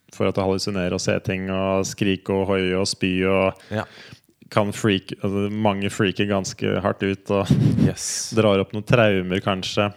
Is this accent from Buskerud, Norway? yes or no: yes; Kongsberg, Buskerud, Norway; moved away as an adult; also born or lived in United States; jeg er fra Kongsberg og Flesberg, liksom Numedal-Kongsberg-traktene. Ja. Det er som liksom det som er opp, opprinnelsen